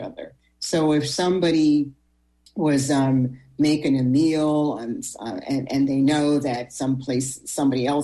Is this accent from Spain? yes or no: no; Sydney, Nova Scotia, Canada; now in Halifax, Canada; I was born, as you know, in Cape Breton, Sydney, Whitney Pier.